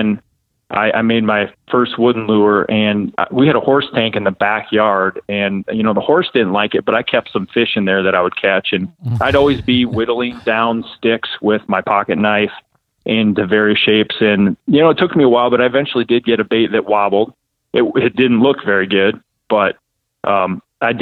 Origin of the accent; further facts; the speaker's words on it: Ocheyedan, Iowa, United States; where I grew up in Ocheyedan, Iowa.